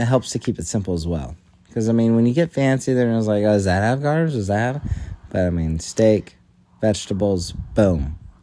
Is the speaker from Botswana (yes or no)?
no; United States; I'm an American